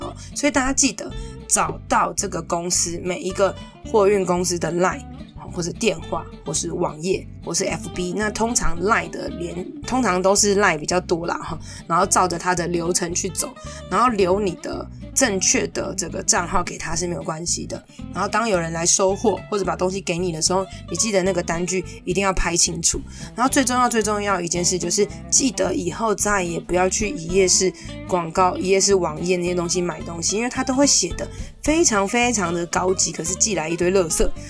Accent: Taiwan; 我们台湾人

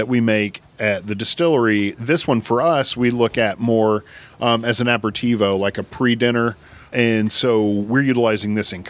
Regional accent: Tennessee, United States; I grew up in Tennessee

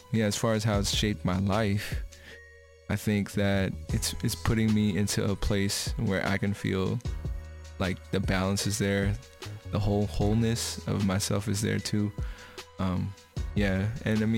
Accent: Bay Area, California, United States; I was raised out here in the Bay Area

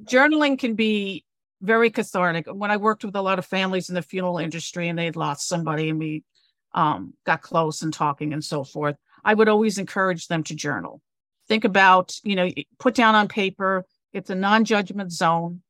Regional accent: New York City, New York, United States; moved away as an adult; also born or lived in Connecticut / Cape Cod, Massachusetts; I'm originally a New Yorker.

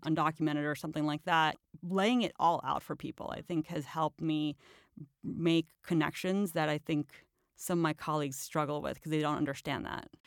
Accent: Chile; also born or lived in Astoria, New York; now in Brooklyn, United States; I'm from Chile

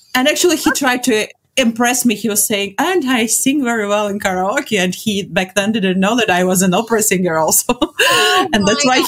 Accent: Latvia; I'm from Latvia

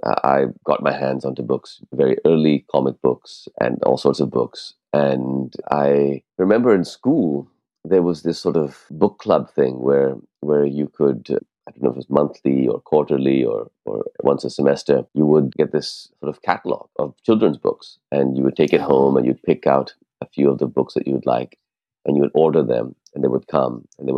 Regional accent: Lahore, Punjab, Pakistan; first language Urdu; English is a second language; also born or lived in California, United States; Well, I was born in Lahore, but I have very little recollection of Lahore because we moved to California, where I lived until I was nine.

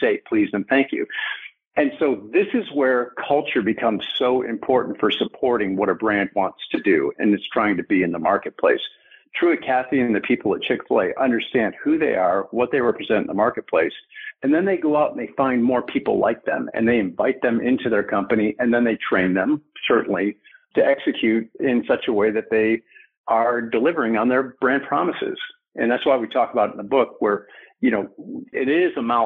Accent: Detroit, Michigan, United States; I'm a kid from Detroit

